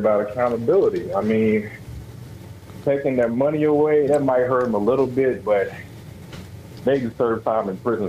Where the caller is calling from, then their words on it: Alabama, United States; I'm calling from Alabama.